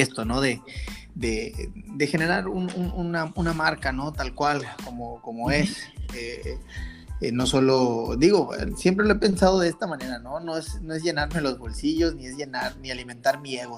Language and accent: Spanish; Mexico; Somos mexicanos